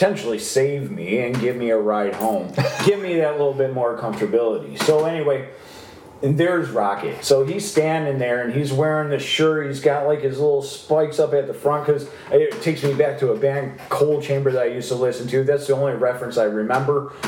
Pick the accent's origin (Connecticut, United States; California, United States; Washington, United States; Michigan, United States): Michigan, United States; South Lyon; growing up in South Lyon